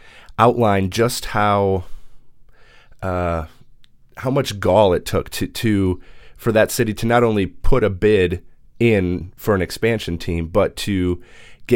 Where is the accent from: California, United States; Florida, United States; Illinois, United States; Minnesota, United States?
Minnesota, United States; Minneapolis; I'm from Minneapolis